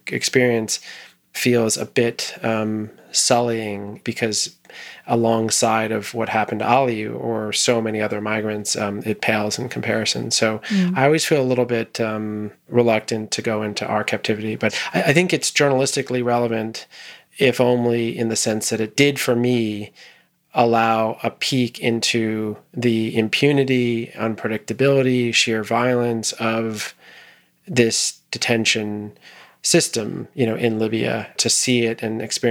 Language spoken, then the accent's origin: English; United States